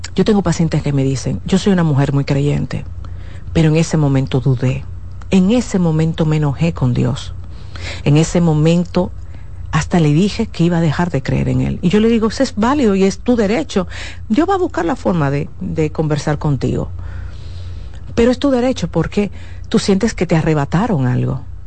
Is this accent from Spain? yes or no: no; Dominican Republic; mi país, República Dominicana